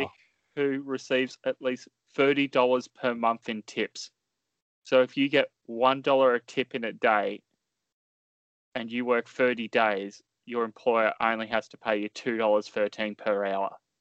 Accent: Australia; as an Australian

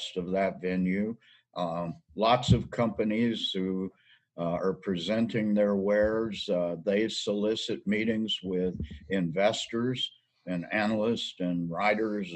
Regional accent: the Ozarks of Missouri, United States; moved away; I grew up in the Ozarks of Missouri.

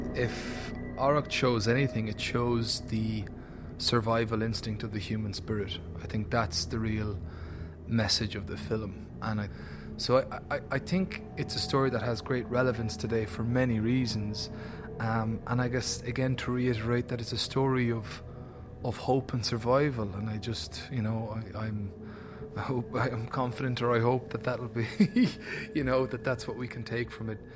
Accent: Ireland; as an Irish actor, as an Irish artist

